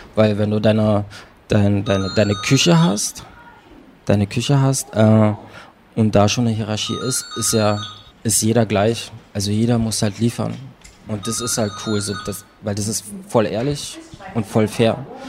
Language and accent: German; Berlin, Germany; ich bin in Prenzlauer Berg geboren, dann bin ich da ein bisschen aufgewachsen